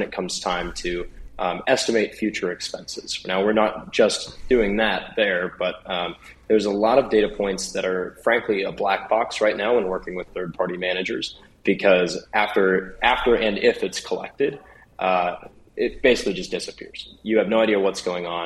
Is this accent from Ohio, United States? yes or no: no; Springfield, Missouri, United States; I'm actually from Springfield